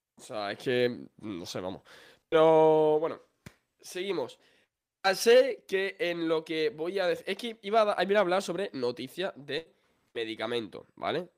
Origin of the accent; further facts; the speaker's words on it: Extremadura, Spain; yo soy extremeño.